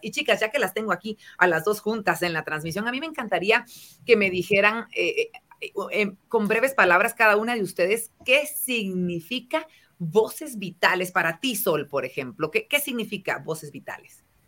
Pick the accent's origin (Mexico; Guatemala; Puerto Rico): Guatemala; Quetzaltenango; en mi tierra, ellas son mis paisanas en Quetzaltenango